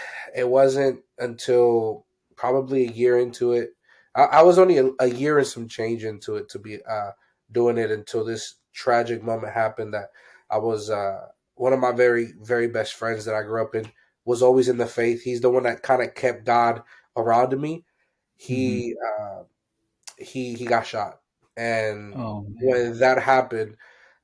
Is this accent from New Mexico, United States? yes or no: no; Pennsylvania, United States; I'm from Pennsylvania